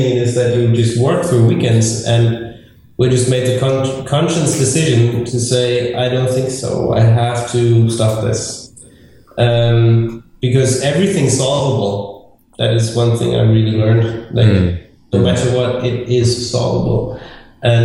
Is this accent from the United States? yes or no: no; southwest Germany, Germany; English is a second language; moved away as an adult; now in Berlin, Germany; I was born in the very north of Germany, and then lived in the southwest for most of my life